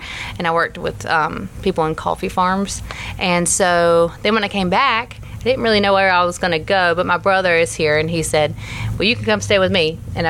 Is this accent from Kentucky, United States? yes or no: no; Hazelhurst, Georgia, United States; I'm from Hazelhurst.